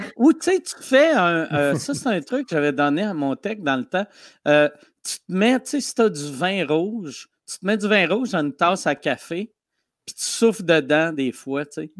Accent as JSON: {"language": "French", "town": "Quebec City", "region": "Quebec", "country": "Canada", "tie": "born or raised there", "said": "je viens de Québec."}